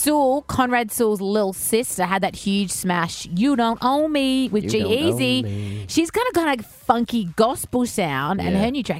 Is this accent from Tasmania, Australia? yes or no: no; Melbourne, Victoria, Australia; we're both from Melbourne